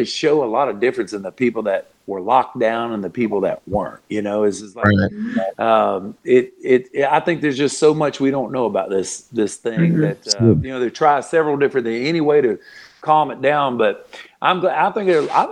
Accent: Florida, United States; moved away; also born or lived in Nashville; I've always loved my home state of Florida

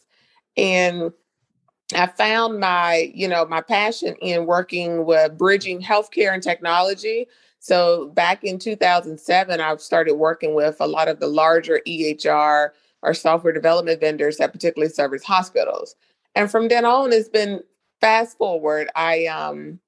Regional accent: North Carolina, United States; accent: Southern twang; moved away as an adult; now in South Florida, United States; I'm not from South Florida. I'm originally from North Carolina. I moved to South Florida back in 2012

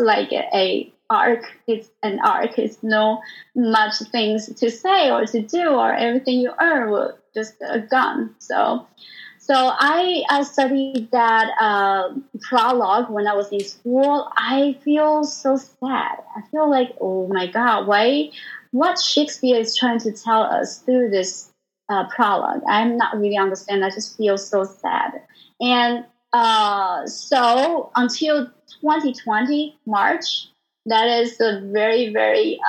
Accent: Taiwan; English is a second language; moved away as an adult; now in New York, United States; I come from Taiwan, and I was originally a harpist

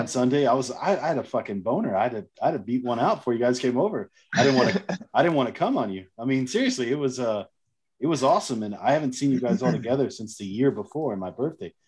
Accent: United States; now in Germany; I'm an American in Germany

